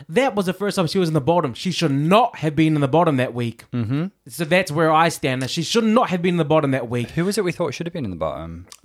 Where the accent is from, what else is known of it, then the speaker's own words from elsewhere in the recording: Wales, United Kingdom; I'm Welsh!